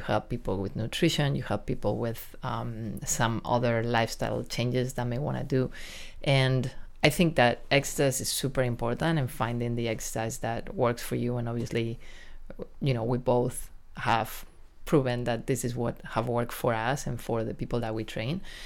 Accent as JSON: {"language": "English", "country": "Spain", "also_born_or_lived": "New York, United States / San Diego, United States", "accent": "Spanish accent with a New York touch", "second_language": "English", "moved": "as an adult", "lives_now": "Del Mar, United States", "said": "I lived in New York for close to twenty years, but I'm originally from Spain"}